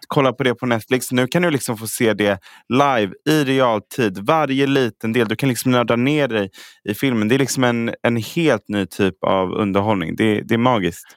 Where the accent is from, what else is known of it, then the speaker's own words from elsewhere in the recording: Stockholm, Stockholm County, Sweden; Jag är så stockholmare.